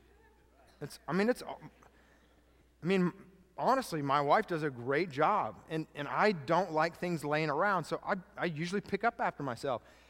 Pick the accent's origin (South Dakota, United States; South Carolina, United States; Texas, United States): Texas, United States; we're from Texas